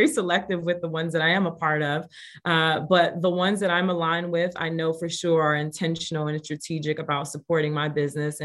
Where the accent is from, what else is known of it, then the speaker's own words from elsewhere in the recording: New York City, New York, United States; moved away; also born or lived in Gary, Indiana / Indianapolis, Indiana / Las Vegas; And I was raised in the Bronx, New York.